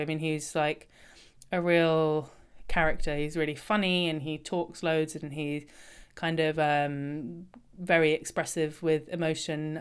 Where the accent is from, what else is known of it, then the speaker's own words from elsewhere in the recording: London, United Kingdom; I grew up in London